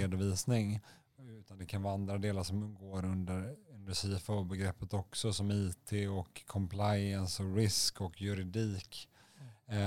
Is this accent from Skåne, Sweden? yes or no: no; Gothenburg, Västra Götaland, Sweden; moved away; ursprung från Göteborg. Eh, det kan, kan, man kanske höra lite på min dialekt